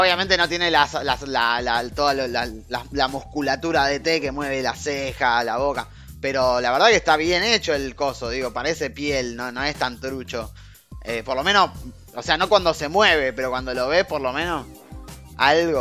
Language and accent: Spanish; Argentina; Es el único lugar, los únicos dos lugares donde tenemos el acento este